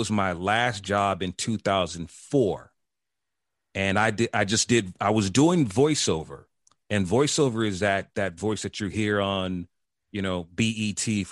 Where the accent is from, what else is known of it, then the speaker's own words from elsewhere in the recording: Chicago, Illinois, United States; moved away as an adult; also born or lived in North Carolina / Atlanta; when I go back to Chicago, to my hood where I'm from